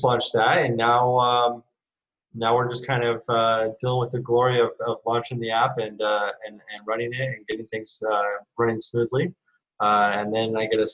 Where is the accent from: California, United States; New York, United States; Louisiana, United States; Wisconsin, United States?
California, United States; moved away as an adult; now in Singapore; I moved to Asia because I'm from California